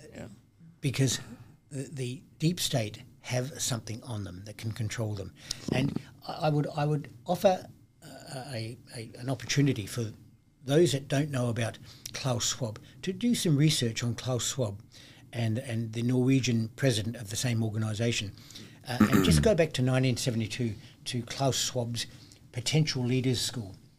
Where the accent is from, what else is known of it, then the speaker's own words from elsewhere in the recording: Adelaide, South Australia, Australia; my hometown, Adelaide, in South Australia